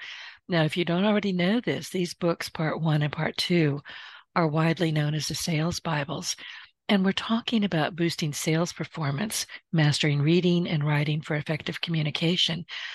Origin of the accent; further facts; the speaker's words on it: the South, United States; I'm a Southerner.